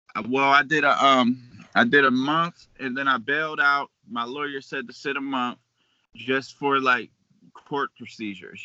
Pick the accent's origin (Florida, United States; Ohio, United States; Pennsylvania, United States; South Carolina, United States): Pennsylvania, United States; Beaver Falls; also born or lived in Pittsburgh; I'm from Beaver Falls, so I went to school out there, grew up down there